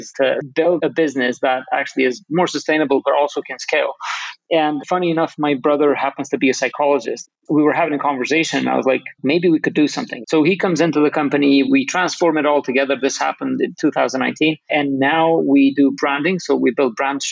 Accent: Kosovo; I'm from Kosovo, a tiny country a lot of people don't know exists.

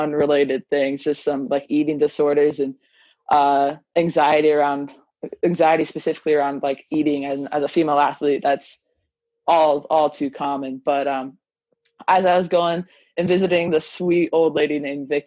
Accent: Libby, Montana, United States; I grew up in Libby, which is a crazy small town in Northwest Montana.

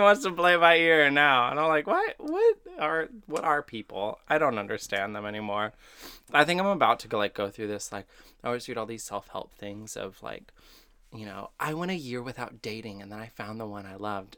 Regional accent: Texas, United States; I'm from Texas

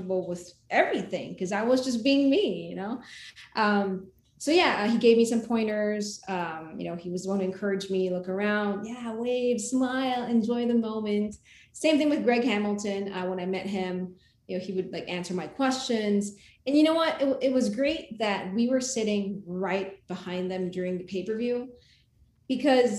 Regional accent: Philippines; moved away as an adult; now in United States; my country, because I, you know, was born and raised in the Philippines

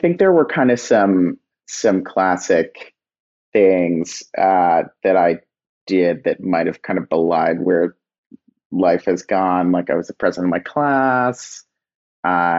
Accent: Old Greenwich, Connecticut, United States; also born or lived in California; I grew up a little bit outside of New York in Connecticut

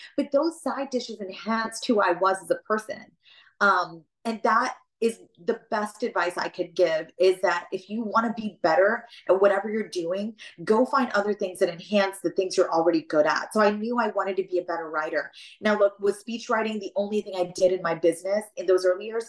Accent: southern West Virginia, United States; accent: West Virginia twang; moved away; where I'm born in the southern West Virginia coal fields, I'm literally born in a hospital there. Like my entire upbringing is there.

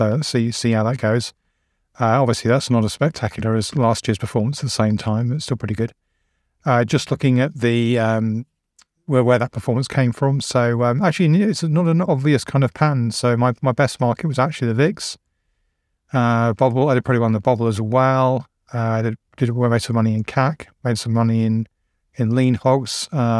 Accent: England, United Kingdom; I'm like, well, I'm English.

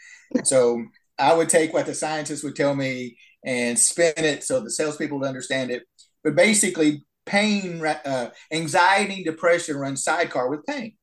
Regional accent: Huntsville, Alabama, United States; I'm in Huntsville, Alabama right now. That's where I grew up.

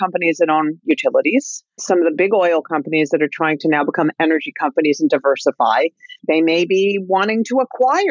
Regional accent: New Jersey, United States; when I was a kid growing up in North Jersey in the late 60s, 70s

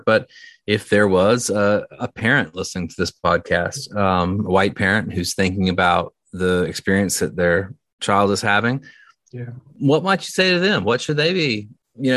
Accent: the South, United States; I grew up in the South

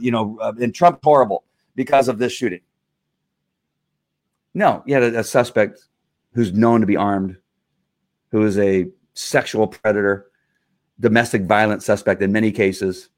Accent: Texas, United States; I'm a Texan

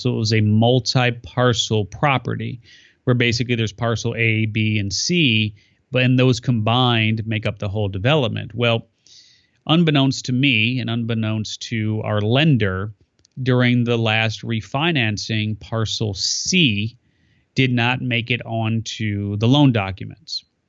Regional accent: California, United States; my home state of California

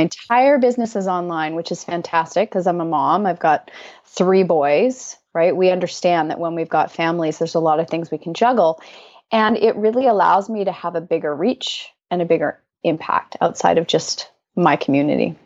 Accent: Canada; I'm Canadian

